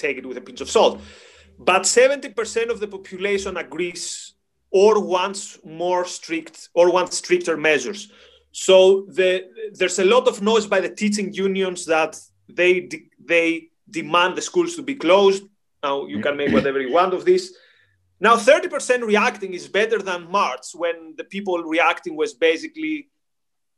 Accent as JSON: {"language": "English", "country": "Greece", "moved": "yes", "lives_now": "United Kingdom", "said": "I come from Greece"}